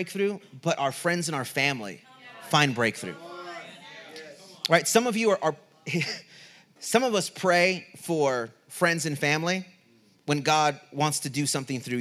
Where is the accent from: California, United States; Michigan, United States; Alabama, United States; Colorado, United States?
California, United States; Southern; moved away as an adult; also born or lived in Redding, California; Southern California, I grew up 15 minutes from the border. In Southern California, on the lower eastern part of California